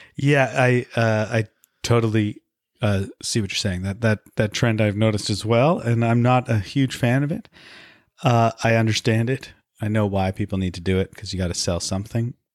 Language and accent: English; Vancouver, British Columbia, Canada; I grew up in Vancouver